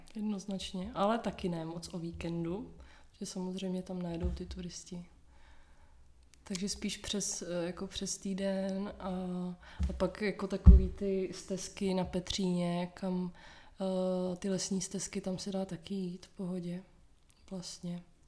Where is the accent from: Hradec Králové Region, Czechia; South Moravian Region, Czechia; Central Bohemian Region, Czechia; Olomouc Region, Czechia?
Hradec Králové Region, Czechia; Hradec Králové; also born or lived in Nusle, Prague; now in Prague, Czech Republic; Já jsem z Hradce, z Hradce, z Hradce Králové a předtím jsme bydleli v Nuslích